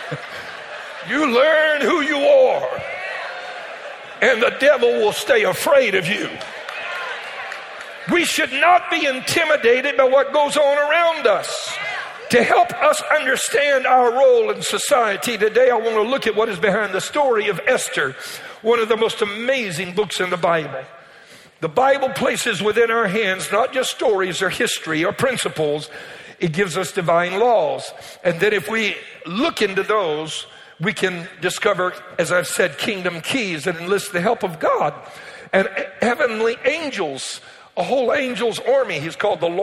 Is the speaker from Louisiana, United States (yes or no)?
yes; Cajun, Louisiana, United States; I'm Cajun